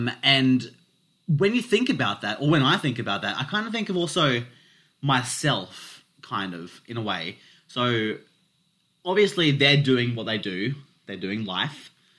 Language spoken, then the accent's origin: English; India; But because I'm Indian